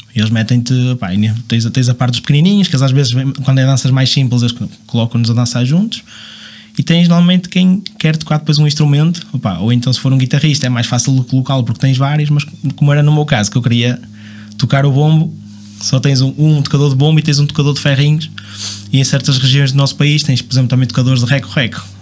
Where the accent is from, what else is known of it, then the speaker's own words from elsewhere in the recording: Marco de Canaveses, Porto District, Portugal; sou de Marca Naveses